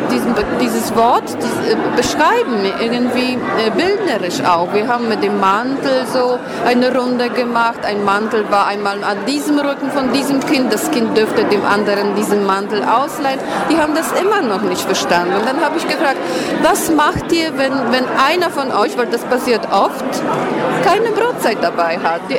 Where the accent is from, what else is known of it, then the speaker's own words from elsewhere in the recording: Poland; German is a second language; moved away; ich komme aus Polen, ich, ich habe erlebt, äh, äh äh, Zeiten äh, mit, mit Gutscheinen, mit diesen Zettelnahrung war verteilt. Und äh, ich, bin, ich lebe schon hier ein Viertel Jahrhundert